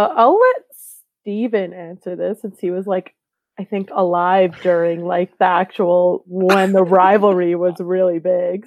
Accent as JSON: {"language": "English", "town": "Calgary", "region": "Alberta", "country": "Canada", "tie": "born or raised there", "said": "I was just born and raised in Calgary."}